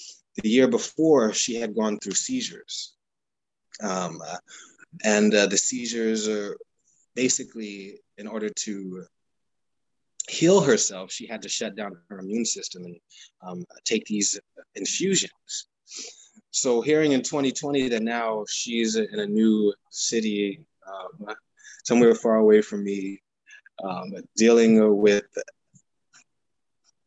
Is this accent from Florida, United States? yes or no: no; New York City, New York, United States; also born or lived in Brooklyn, New York; I'm from the Bronx, and now I live in Brooklyn